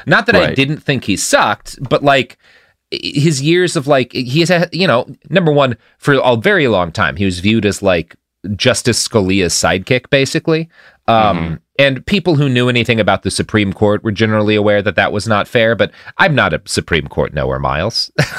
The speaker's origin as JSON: {"language": "English", "country": "United States"}